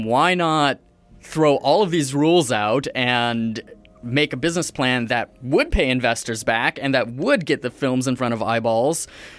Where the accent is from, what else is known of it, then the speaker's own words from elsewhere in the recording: Pacific Northwest, United States; moved away as an adult; also born or lived in Pennsylvania; now in Canada; moved out of there by the time I was 3, and I've been in the Pacific Northwest ever since with occasional diversions to other places. But United States, now here in Canada